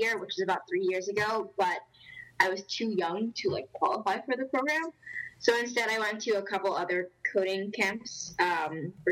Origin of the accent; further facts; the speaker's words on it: New York City, New York, United States; I'm from the Bronx